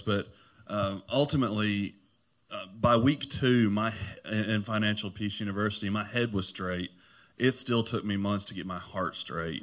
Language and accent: English; Clarksville, United States; I'm from Clarksville, been here all my life.